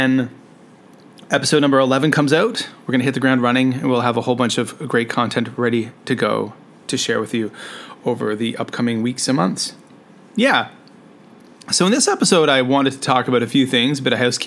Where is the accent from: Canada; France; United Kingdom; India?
Canada; now in Shenzhen, China; I'm a Canadian teacher who is currently living and working in Shenzhen, China.